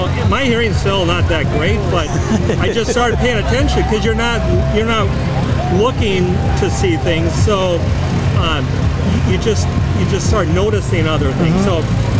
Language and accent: English; Minnesota, United States; kind of closer to my hometown back in, they're back in Minnesota.